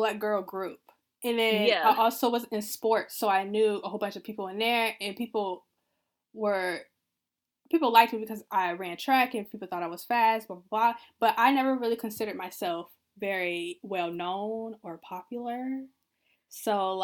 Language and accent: English; the Bay Area, California, United States; I'm from California, so, but I'm from the Bay, so that's different